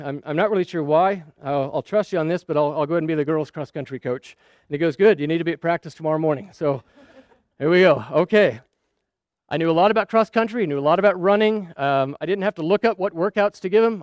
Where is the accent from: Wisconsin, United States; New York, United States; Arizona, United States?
Arizona, United States; Scottsdale; also born or lived in Saudi Arabia; We were growing up in Scottsdale, Arizona.